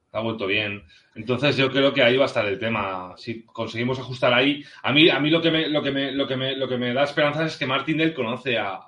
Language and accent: Spanish; Spain; yo soy un fan español de los Giants